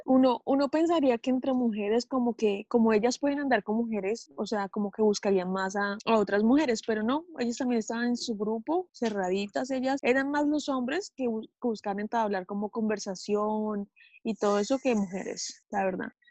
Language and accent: Spanish; Colombia; moved away as an adult; now in Omaha, United States; soy de Colombia